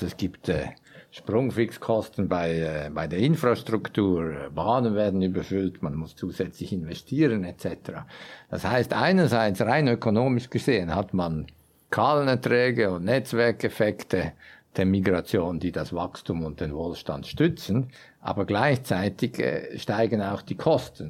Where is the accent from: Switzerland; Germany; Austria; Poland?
Switzerland; wir sind tatsächlich ein, eine Gesellschaft von sehr erfolgreichen, und zwar Europa bis weltweit unvergleichlich erfolgreichen und damit reichen Schweizern